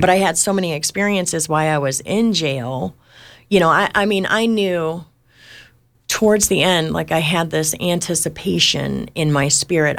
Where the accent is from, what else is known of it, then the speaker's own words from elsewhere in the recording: Detroit, Michigan, United States; I was born in Detroit, Michigan to, to heroin addicts